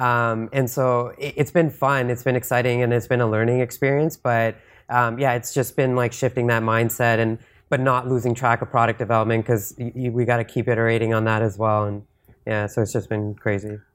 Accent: Canada; I'm from Canada.

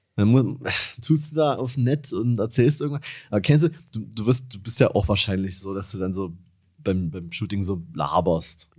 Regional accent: Dresden, Saxony, Germany; ich komme aus Dresden

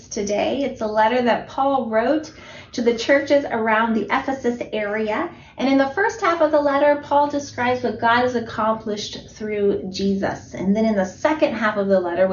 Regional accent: Italy; moved away; I was born in Italy

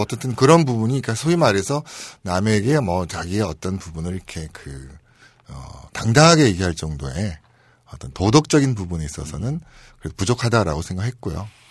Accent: Seoul, South Korea; 저는 서울에서 태어났습니다

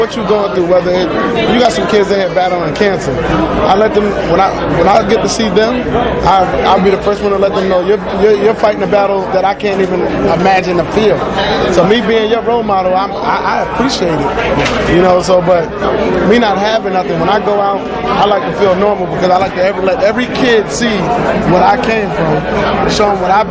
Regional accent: New York, United States; I'm actually a New Yorker

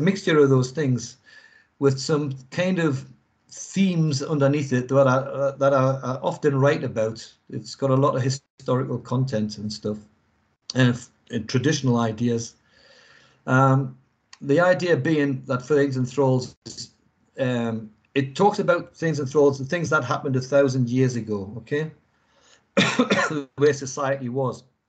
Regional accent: England, United Kingdom; moved away; obviously I'm English and I'm not in England either

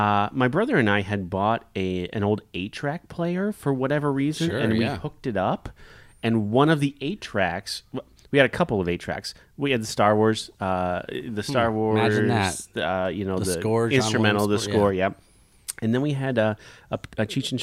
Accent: Los Angeles, California, United States; I'm from East L.A.

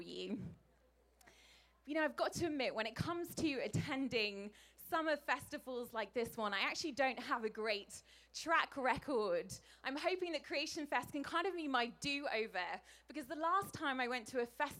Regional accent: England, United Kingdom; as an English person. We don't get a lot of sunshine where I come from

